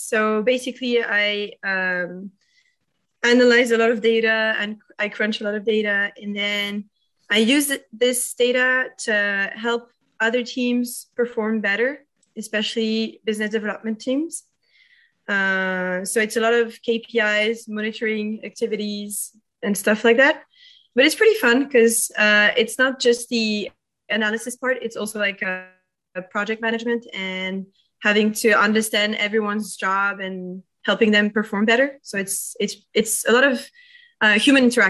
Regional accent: Paris, Île-de-France, France; I'm French. I'm from Paris. I'm a true Parisian, and I still live there

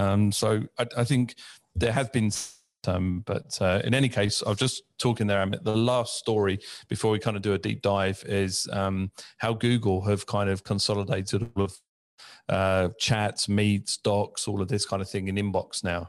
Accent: United Kingdom; growing up in the U K, obviously being British

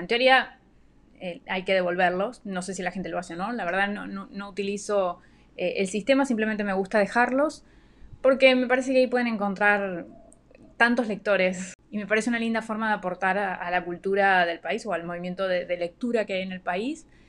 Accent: Argentina; now in Panama; soy oriunda de Argentina, pero vivo en Panamá

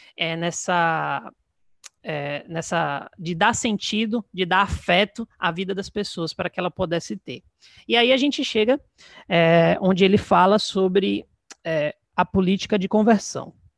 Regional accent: Salvador, Bahia, Brazil; sou de Salvador, Bahia

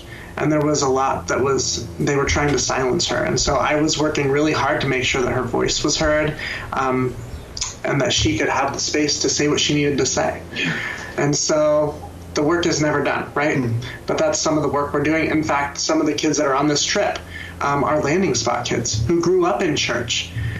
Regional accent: Manteca, California, United States; I grew up in Manteca.

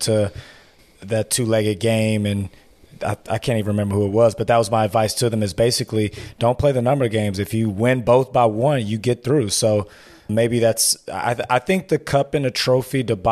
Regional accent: Texas, United States; I'm from Texas

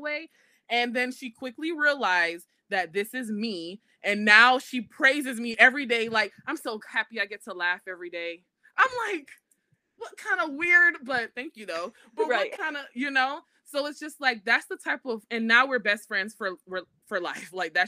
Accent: Florida, United States; I'm from Florida, and I went to Florida State University

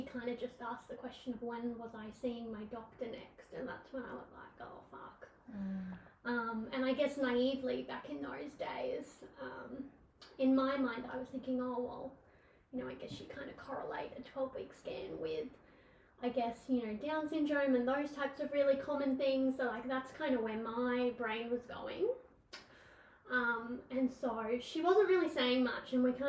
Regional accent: Brisbane, Queensland, Australia; I am from Brisbane

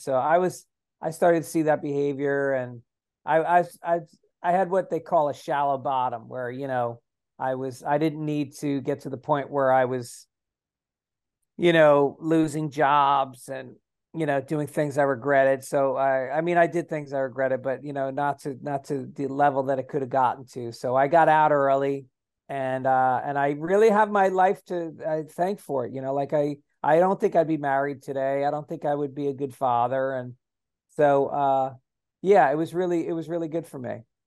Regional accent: Tarrytown, New York, United States; I grew up in Tarrytown

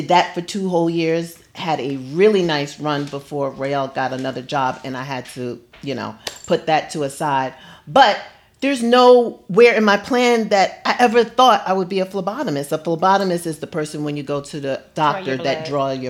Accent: New York City, New York, United States; moved away as an adult; now in Los Angeles, United States; I reign from Brooklyn, New York, born and raised

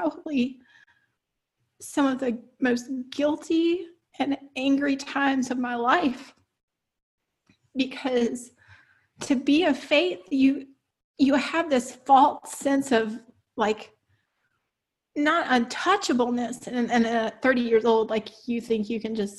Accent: the South, United States; I was raised in the South, grew up on a dirt road

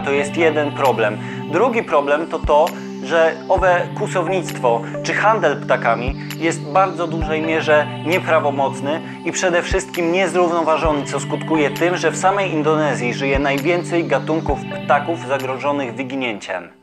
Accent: Poland

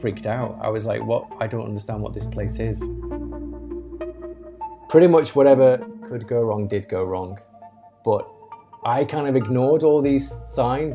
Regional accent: North Wales, United Kingdom; moved away as an adult; now in Barcelona, Spain; I grew up in North Wales, which is, I suppose for reference, it's quite close to Liverpool.

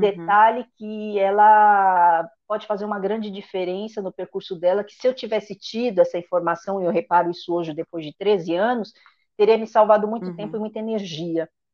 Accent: São Paulo, Brazil; moved away as an adult; also born or lived in France; now in Quebec, Canada; eu nasci em São Paulo, vivi toda a minha vida até os 35 em São Paulo

